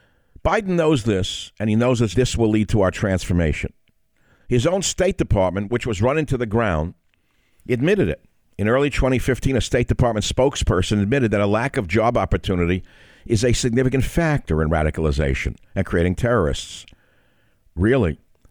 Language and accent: English; New York City, New York, United States; I grew up in a melting pot. I grew up in New York City. I'm an immigrant son. We were a minority family, so naturally I grew up around minorities.